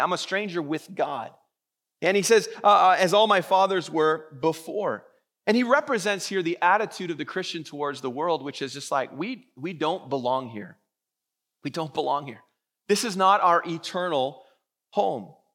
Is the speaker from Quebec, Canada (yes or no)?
no; Vancouver, British Columbia, Canada; I've born and raised in Vancouver